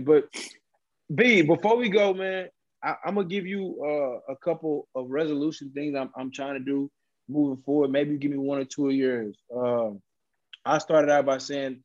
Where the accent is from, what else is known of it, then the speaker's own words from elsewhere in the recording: Beaumont, Texas, United States; I'm from Beaumont